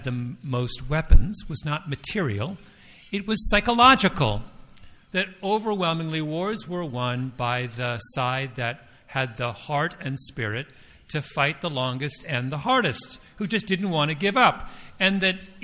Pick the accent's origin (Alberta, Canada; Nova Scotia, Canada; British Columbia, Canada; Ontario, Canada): Ontario, Canada; Toronto; I'm from Toronto